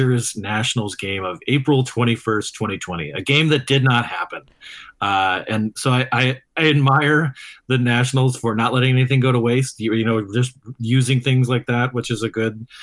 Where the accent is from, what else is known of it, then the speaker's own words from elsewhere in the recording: Phoenix, Arizona, United States; moved away; I grew up in partially in Phoenix